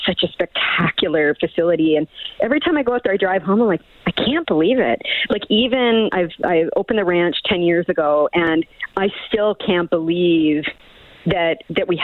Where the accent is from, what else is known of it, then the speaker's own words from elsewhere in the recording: Miramichi, New Brunswick, Canada; now in Edmonton, Canada; I'm from Miramichi, New Brunswick